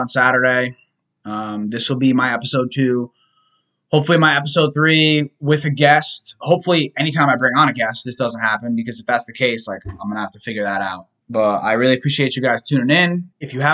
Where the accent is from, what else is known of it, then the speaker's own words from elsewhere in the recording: United States; I am American. I was born here.